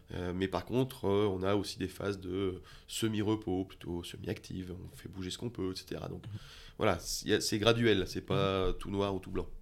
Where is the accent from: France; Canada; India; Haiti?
France; moved away as an adult; now in Switzerland; je viens de France